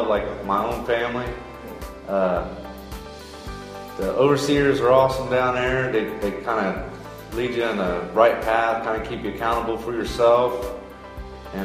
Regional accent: Circleville, United States; I'm from Circleville

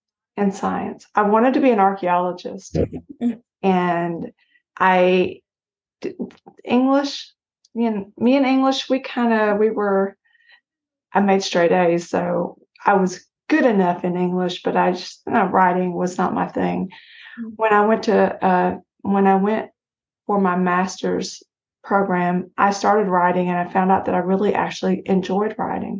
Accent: Harlan, Kentucky, United States; moved away; Very small, very rural, Harlan, Kentucky

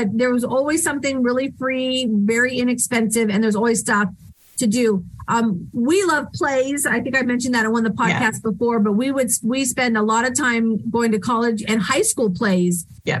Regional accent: California, United States; now in Tennessee, United States; especially because I came from California. And when you live in California, it's great, but everything is so far away. It takes so long to get out of the state, to go north or south. So now that I live in Tennessee

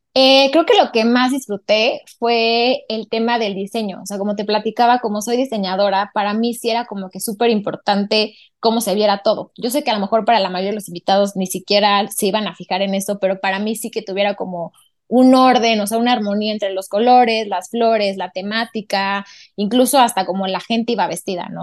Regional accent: Puebla, Mexico; also born or lived in Barcelona; Yo soy de Puebla

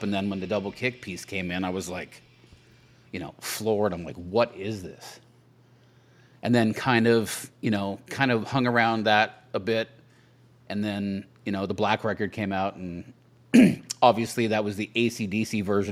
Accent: Saskatchewan, Canada; also born or lived in Vancouver, Canada; now in Nashville, United States; I grew up in Saskatchewan, and then I lived in Vancouver for a long time.

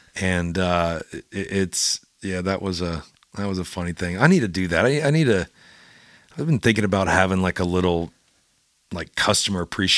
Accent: Louisiana, United States; I'll serve gumbo and jambalaya because I'm from Louisiana.

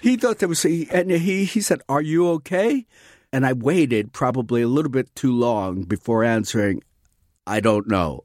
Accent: New York City, New York, United States; When I was growing up in New York City

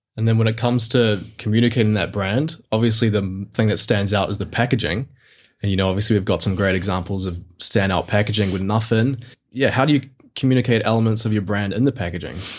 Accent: Mount Maunganui, Bay of Plenty, New Zealand; my hometown down in Mount Maunganui, New Zealand.

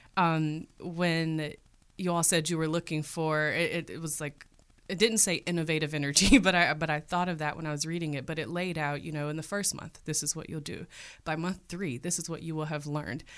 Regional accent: Cleveland, Ohio, United States; was born and raised in Cleveland, Ohio

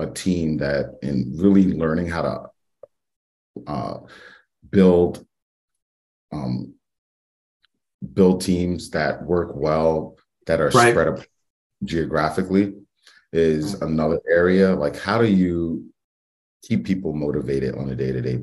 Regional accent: New York City, New York, United States; I'm originally from the Bronx, New York, from the South Bronx

